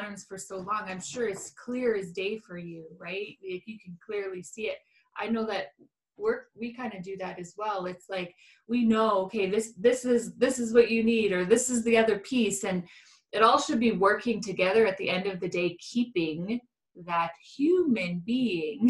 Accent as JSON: {"language": "English", "country": "Canada", "said": "I'm Canadian"}